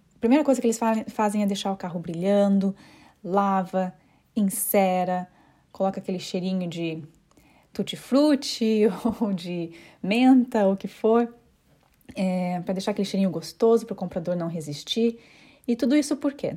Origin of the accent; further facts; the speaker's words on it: Curitiba, Paraná, Brazil; accent: curitibana; moved away as an adult; now in London, United Kingdom; eu sou de Curitiba, porém eu me mudei para Londres há aproximadamente cinco anos